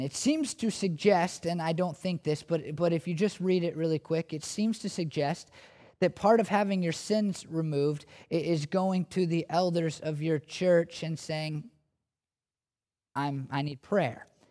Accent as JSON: {"language": "English", "country": "United States", "said": "I'm an American"}